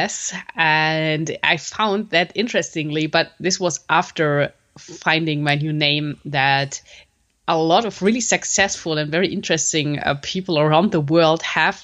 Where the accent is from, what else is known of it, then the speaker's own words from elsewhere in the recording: Germany; also born or lived in Munich; I'm born in German. I lived my whole life so far in German